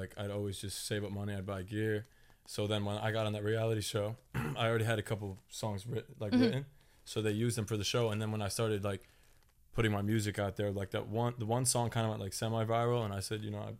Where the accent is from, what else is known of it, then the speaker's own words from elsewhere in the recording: Saratoga Springs, New York, United States; moved away as an adult; now in New York City, United States; So I'm originally from like upstate New York.